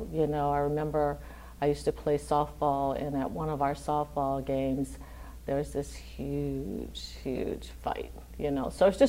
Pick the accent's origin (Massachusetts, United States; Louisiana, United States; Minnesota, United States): Louisiana, United States; Lafayette; I'm originally from Lafayette, Louisiana, and grew up here in Lafayette, so I've been here all my life.